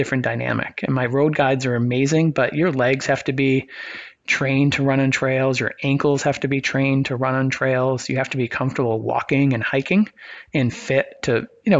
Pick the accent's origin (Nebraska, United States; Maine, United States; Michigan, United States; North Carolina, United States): Maine, United States; I grew up in Maine